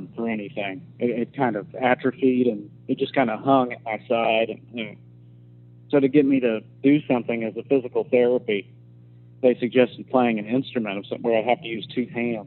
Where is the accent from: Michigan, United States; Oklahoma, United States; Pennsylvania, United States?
Oklahoma, United States; Norman; in my hometown